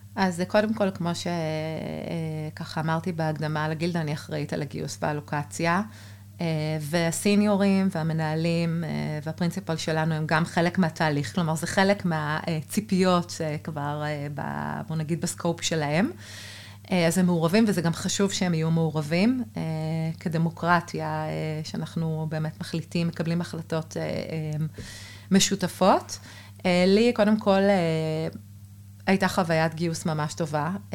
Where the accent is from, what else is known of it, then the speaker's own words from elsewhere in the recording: Israel; also born or lived in Berlin, Germany; החורפים הקרים והמרחק מהמשפחה היו לי באמת קשים, אה, ולגמרי התחלתי אה, לפנטז על לחזור לארץ